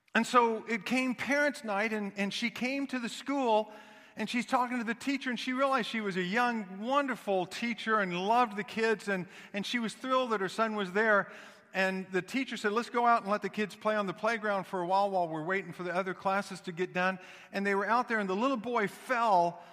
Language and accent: English; Kansas City, Missouri, United States; I grew up in Kansas City